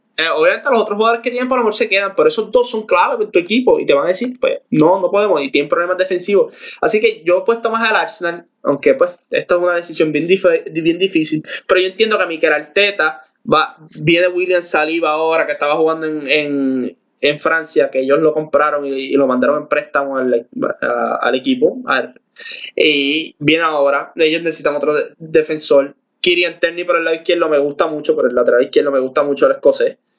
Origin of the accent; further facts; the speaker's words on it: Puerto Rico; nosotros que somos de Puerto Rico